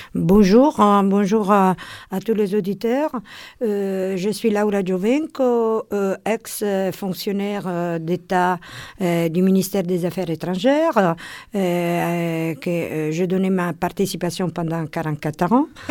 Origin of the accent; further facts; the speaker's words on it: Rome, Lazio, Italy; French is a second language; moved away as an adult; now in Paris, France; je suis de Rome